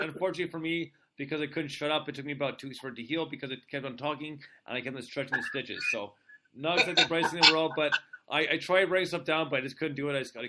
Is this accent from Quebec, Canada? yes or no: yes; Montreal, Quebec, Canada; also born or lived in United States; So, I was born and raised in Montreal, moved to the U.S. for a little bit, then moved back to Canada.